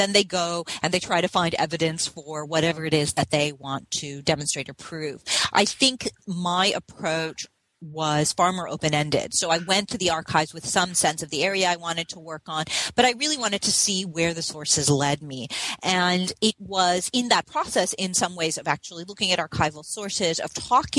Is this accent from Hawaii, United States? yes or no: yes; Hawaii, United States; I grew up in Hawaii, and Hawaii is a place where the question of missionaries, and particularly missionary education, is actually important, quite relevant.